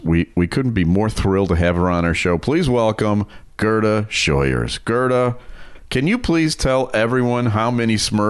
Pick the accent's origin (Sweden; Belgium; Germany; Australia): Germany; I grew up in Germany in the 70s